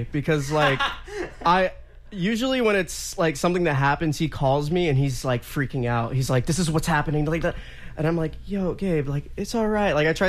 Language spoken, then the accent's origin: English; Tampa, Florida, United States; I'm from Tampa.